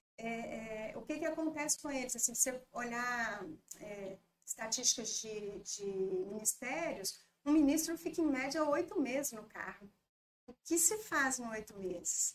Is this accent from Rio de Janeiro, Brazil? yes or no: no; Governador Valadares, Minas Gerais, Brazil; also born or lived in Belo Horizonte; sou daqui de Valadares, mas tinha morado em, em BH durante quatro anos, na época do ensino médio